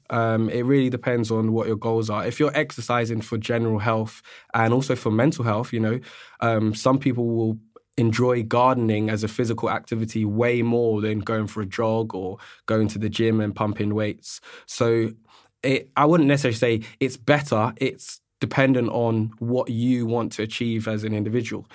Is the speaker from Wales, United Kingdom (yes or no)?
no; London, United Kingdom; also born or lived in Australia; I'm born and raised in London, And being a Londoner